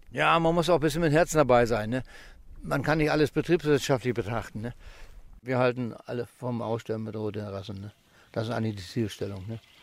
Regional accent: Amt Neuhaus, Lower Saxony, Germany; Erstmal bin ich hier ehemalig in Niedersachsen geboren

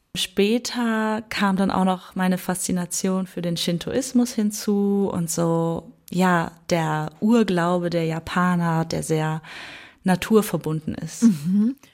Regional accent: Germany; bei uns in Deutschland

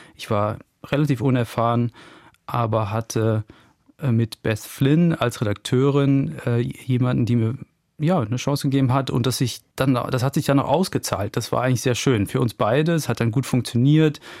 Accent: Germany; in der Eifel, wo ich herkomme

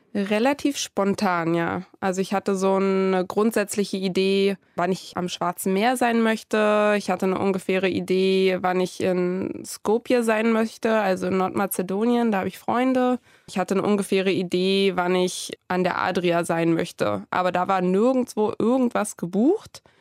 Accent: Germany; bei uns in Deutschland

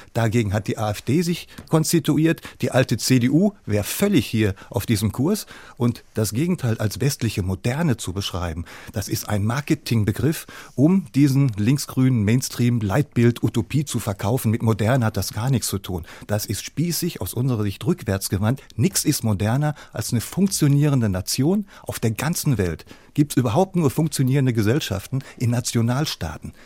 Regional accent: Hamburg, Germany; Ich komme aus Hamburg

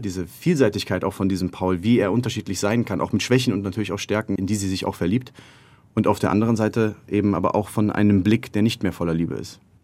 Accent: Cologne, North Rhine-Westphalia, Germany; also born or lived in Madrid, Spain; im Rheinland in der Gegend ungefähr in der Nähe davon, wo ich aufgewachsen bin

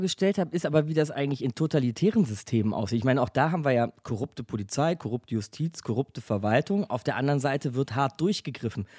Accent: Germany; bei uns in Deutschland

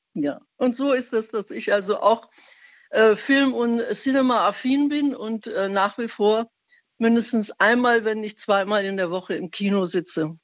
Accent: Iran; now in Speyer, Germany; ich bin Iranerin oder stamme aus dem Iran

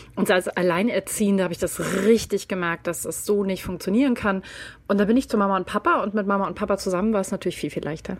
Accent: Berlin, Germany; Ich bin in Berlin aufgewachsen und also mitten, mitten, mitten in der Stadt

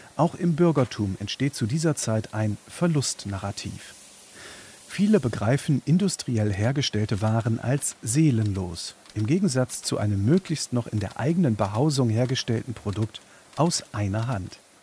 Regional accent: Germany; In meiner Kindheit in der Bundesrepublik der 1970er

